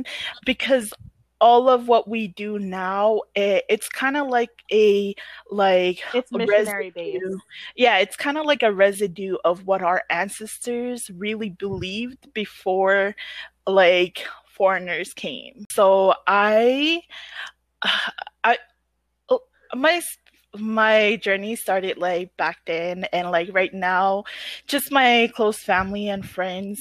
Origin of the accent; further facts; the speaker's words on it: Pohnpei, Micronesia; also born or lived in Chuuk; I was born on Pompeii and I grew up on Pompeii